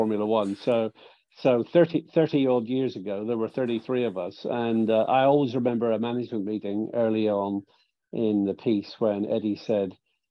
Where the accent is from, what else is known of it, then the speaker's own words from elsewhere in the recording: Ireland; I'm from Ireland